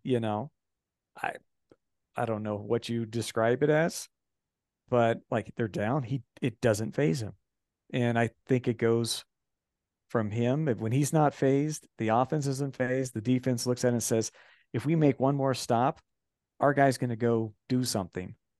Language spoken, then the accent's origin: English; Kansas City, Missouri, United States; I grew up in Kansas City.